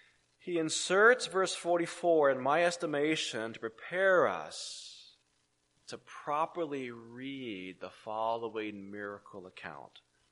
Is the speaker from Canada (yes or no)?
no; San Francisco, California, United States; I will sometimes be asked, "Well, where were you born?" And I will say, "Well, I was born in San Francisco," or "I was born in California." Either way, you get the point. I was born out on the left coast